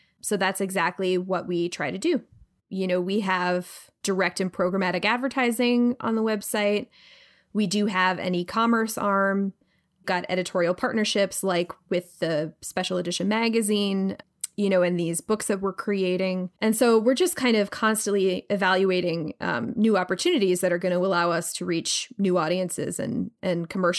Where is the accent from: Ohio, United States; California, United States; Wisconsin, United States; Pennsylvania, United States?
Pennsylvania, United States; now in New York, United States; I'm from Pennsylvania. It's based basically like maybe an hour away from where I grew up. And the Philadelphia accent is heavily featured. It's an incredibly difficult accent to do. Like, I've lived in New York for 15 years and I've totally lost it for the most part.